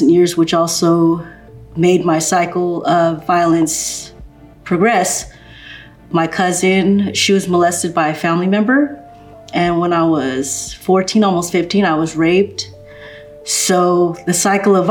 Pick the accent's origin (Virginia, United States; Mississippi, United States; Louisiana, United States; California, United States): California, United States; Los Angeles; also born or lived in Glendale, California; I was born in Glendale, California. I actually grew up in a pretty good neighborhood. I lived in Eagle Rock, in the hills of Eagle Rock.